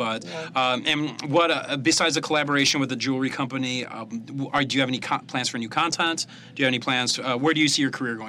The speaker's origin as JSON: {"language": "English", "town": "Chicago", "region": "Illinois", "country": "United States", "said": "I'm from Chicago."}